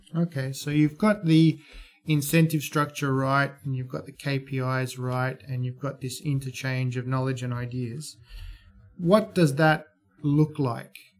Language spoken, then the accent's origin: English; Australia; being an Australian investor